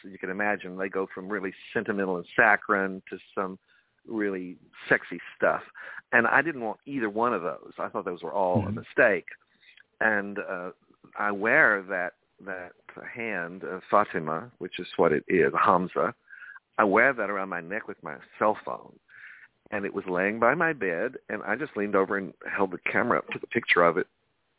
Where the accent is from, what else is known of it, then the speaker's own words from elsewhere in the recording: New York City, New York, United States; I'm a New Yorker. I thrive on diversity, brother.